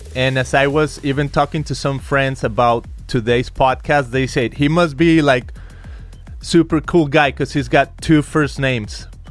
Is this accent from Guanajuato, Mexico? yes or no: no; Guadalajara, Jalisco, Mexico; moved away as an adult; now in California, United States; I come from Guadalajara, Jalisco